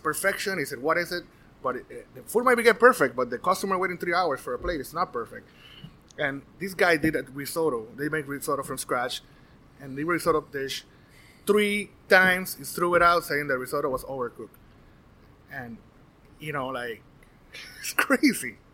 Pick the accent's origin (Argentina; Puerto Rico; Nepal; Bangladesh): Puerto Rico; now in Florida, United States; born and raised in Puerto Rico.